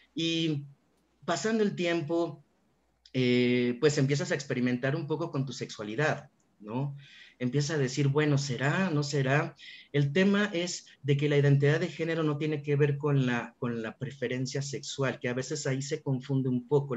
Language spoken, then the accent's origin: Spanish; Aguascalientes, Mexico; yo soy originario de Aguascalientes